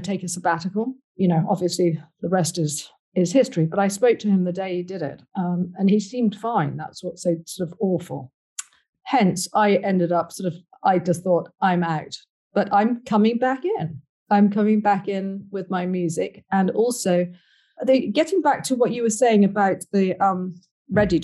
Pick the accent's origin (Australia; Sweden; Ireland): Ireland; I'm Irish